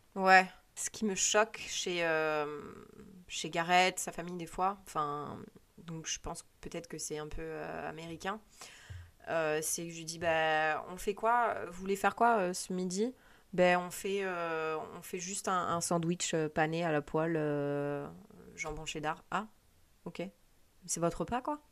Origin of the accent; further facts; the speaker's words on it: France; moved away; en tant que Française